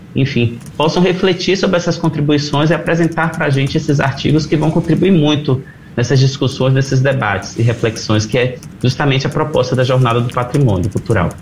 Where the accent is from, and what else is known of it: Brazil